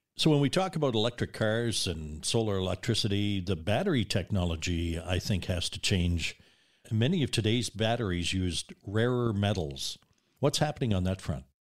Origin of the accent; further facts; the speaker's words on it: Nova Scotia, Canada; now in British Columbia, Canada; Growing up in Nova Scotia in the seventies